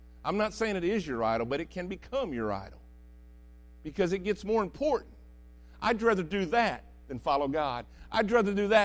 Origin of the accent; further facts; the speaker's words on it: United States; I love being American.